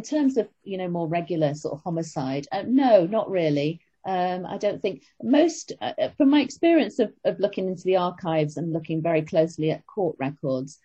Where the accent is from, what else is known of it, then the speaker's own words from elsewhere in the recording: Manchester, North West England, United Kingdom; moved away; worked close to where I grew up myself in Manchester